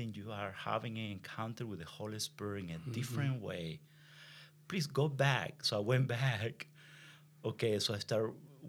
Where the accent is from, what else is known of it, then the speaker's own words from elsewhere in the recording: Venezuela; English is a second language; moved away; I am from Venezuela, so right. I speak better Spanish than English.